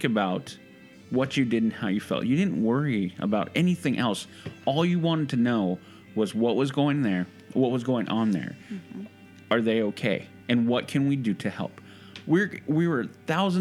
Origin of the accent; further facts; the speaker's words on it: United States; we were born here. I know I was